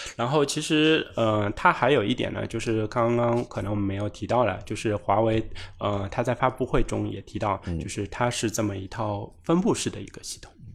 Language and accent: Chinese; China; 这也是我们中国人的骄傲